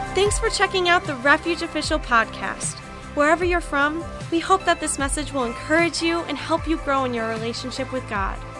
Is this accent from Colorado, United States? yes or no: no; Michigan, United States; born or raised there; moved away as an adult